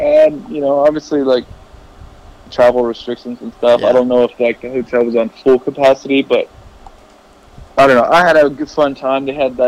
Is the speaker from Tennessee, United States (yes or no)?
yes; Tennessee, United States; my hometown in Tennessee